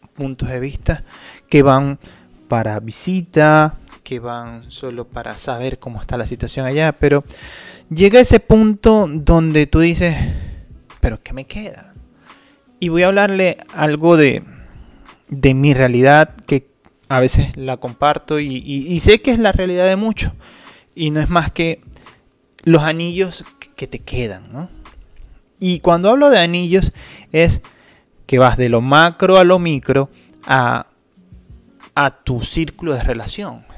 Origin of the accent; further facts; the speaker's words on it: Venezuela; moved away; nosotros los venezolanos